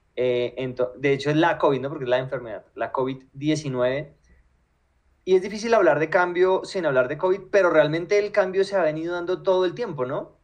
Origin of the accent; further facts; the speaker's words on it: Colombia; a los colombianos